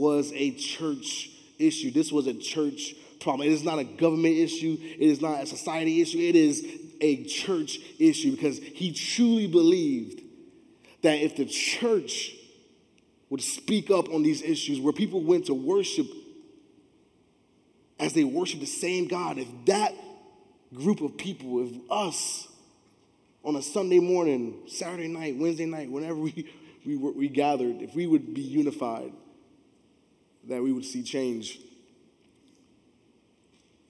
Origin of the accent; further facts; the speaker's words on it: Miami, Florida, United States; I grew up in Miami